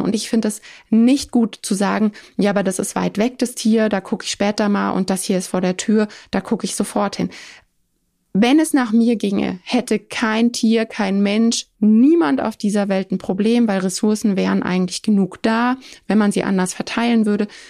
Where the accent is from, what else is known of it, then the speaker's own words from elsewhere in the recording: Germany; Bei uns vor Ort in Deutschland